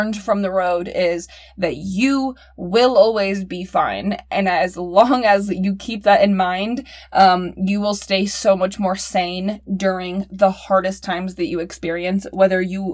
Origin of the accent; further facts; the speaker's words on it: Indiana, United States; being from Indiana